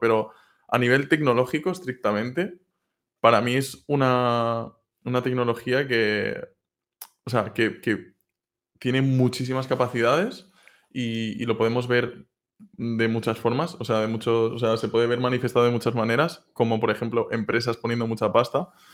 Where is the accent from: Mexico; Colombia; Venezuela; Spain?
Spain; Castellón de la Plana, Valencian Community; moved away; yo soy originalmente de Castellón